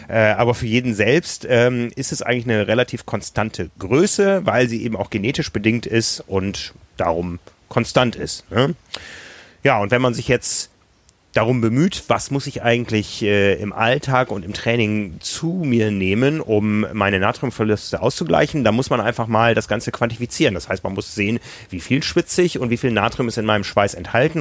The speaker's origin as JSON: {"language": "German", "country": "Germany", "said": "wir aus Deutschland"}